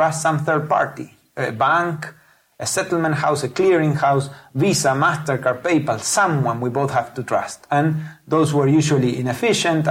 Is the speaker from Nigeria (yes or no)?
no; Patagonia, Argentina; moved away as an adult; now in Silicon Valley, United States; I'm originally from Patagonia, a southern part of Argentina.